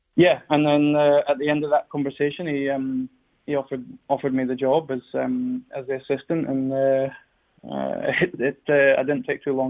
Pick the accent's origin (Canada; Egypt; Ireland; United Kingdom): United Kingdom; Scotland